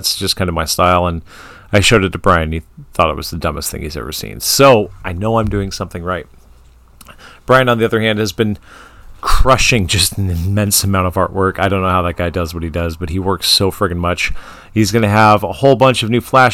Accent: Portland, Oregon, United States; Portland State University in my hometown

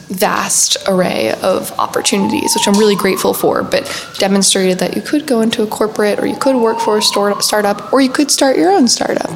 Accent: New York City, New York, United States; I grew up here in New York City on the Upper West Side. My entire family is still here. So a native New Yorker

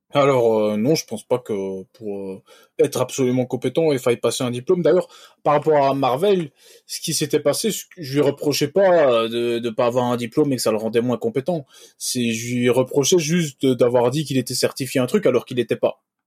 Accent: Belgium; Bon, moi je suis belge

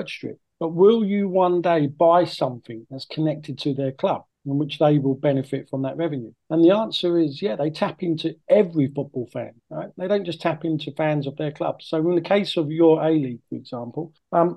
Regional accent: near Gillingham, South East England, United Kingdom; I grew up near Gillingham

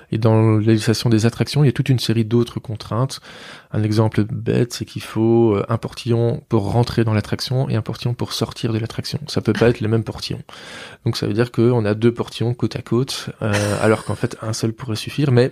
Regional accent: Mouscron, Wallonia, Belgium; Je suis de Moucron

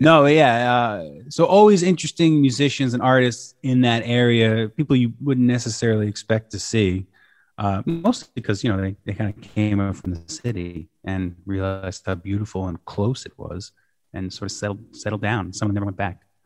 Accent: Shawangunk Mountains, New York, United States; now in Kingston, United States; I spent a lot of my life growing up, like, a little bit south of the Catskills in the Shawangunk Mountains

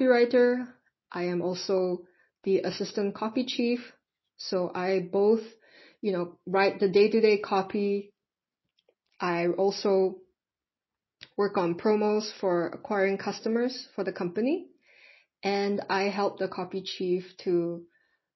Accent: Singapore; I am from Singapore.

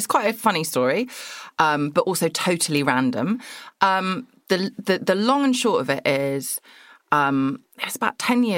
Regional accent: Surrey, South East England, United Kingdom; I'm from Surrey, which is just Greater London

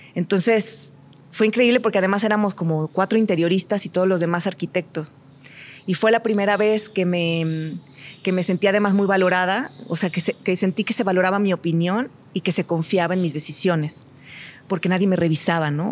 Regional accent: Mexico; moved away as an adult; hoy soy mexicana

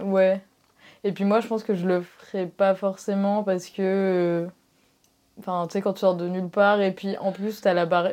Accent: Marseille, Provence-Alpes-Côte d'Azur, France; je suis de Marseille

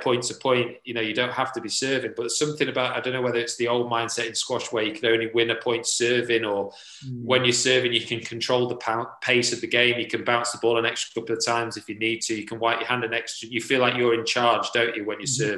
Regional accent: Sheffield, Yorkshire and the Humber, United Kingdom; in Sheffield, in my hometown

